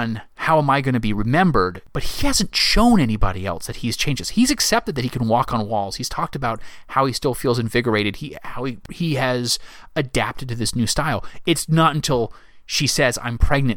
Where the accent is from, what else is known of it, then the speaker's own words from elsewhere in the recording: the South, United States; now in Virginia, United States; I am from the South